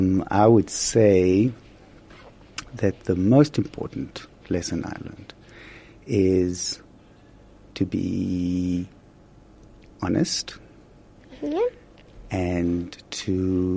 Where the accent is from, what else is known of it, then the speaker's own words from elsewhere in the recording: Israel; moved away as an adult; also born or lived in Haifa; now in South Africa; I'm actually from Israel. I was born and raised in Israel. And I studied in Haifa at a place called the Technion